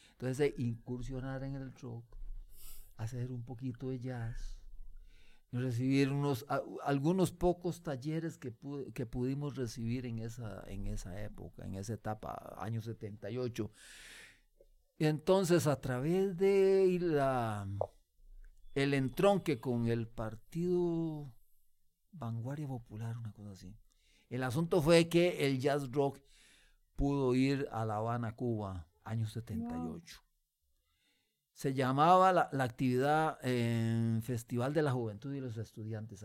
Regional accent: Costa Rica; como músico costarricense

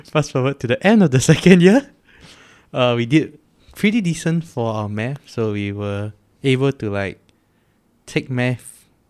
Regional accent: Singapore; as every Singaporean boy, we have primary school, secondary school

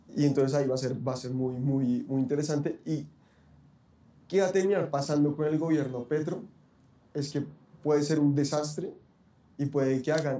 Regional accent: Bogotá, Colombia; así somos muchos los bogotanos

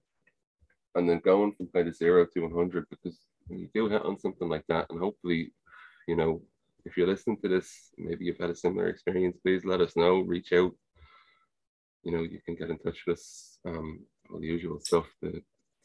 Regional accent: Ireland; accent: Irish; Like, obviously here in Ireland, mm-hmm. if you can't tell from my accent, that's where I am

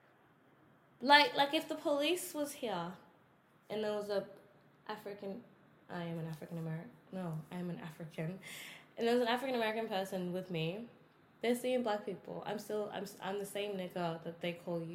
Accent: Australia; also born or lived in South Sudan; I'm Australian, yeah. I was born here, yeah. My mom and dad were born here

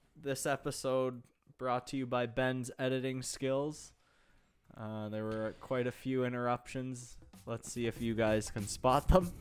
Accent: Pickering, Ontario, Canada; my hometown of Pickering, Ontario

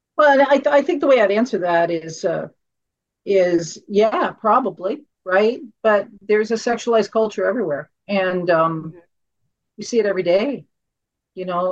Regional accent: Canada; as a Canadian and as a mum

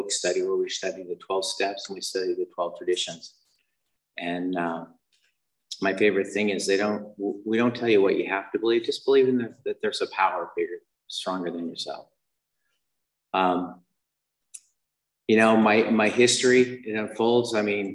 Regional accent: Utah, United States; I was raised in Utah

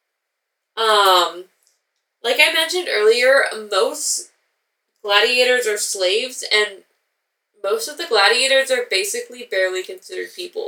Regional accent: Pacific Northwest, United States; we are from the Pacific Northwest

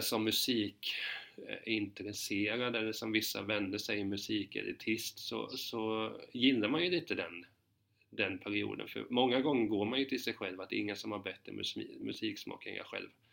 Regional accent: Hudiksvall, Gävleborg County, Sweden; jag är ju från Hudiksvred

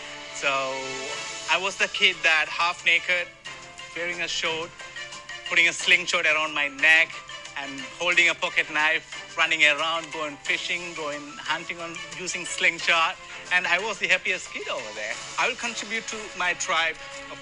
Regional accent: Sri Lanka; now in San Jose, United States; I grew up in Sri Lanka in a tiny village with no running water, no electricity, or our toilet was just a hole outside in the ground.

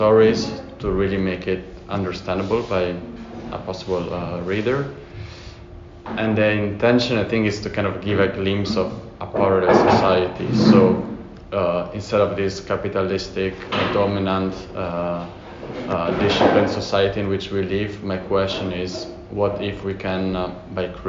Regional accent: Italy; moved away as an adult; also born or lived in Florence / Berlin; now in The Hague, Netherlands; I come from Italy

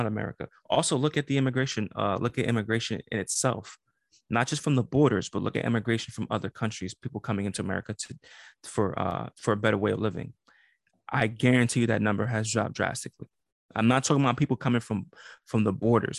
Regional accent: New York City, New York, United States; I'm from Brooklyn

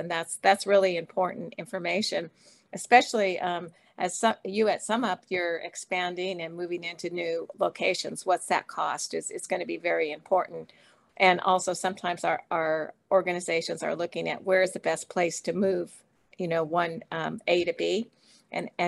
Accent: United States; my home country of the US

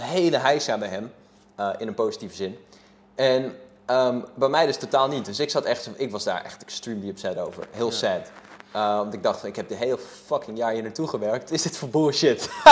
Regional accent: Haarlem, North Holland, Netherlands; ik ben gewoon opgegroeid in Sampert Zuid

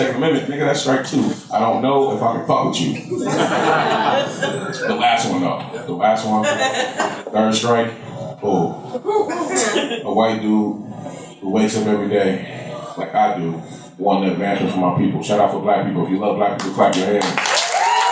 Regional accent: Portland, Oregon, United States; I grew up here. I was born here. I was raised in North Portland.

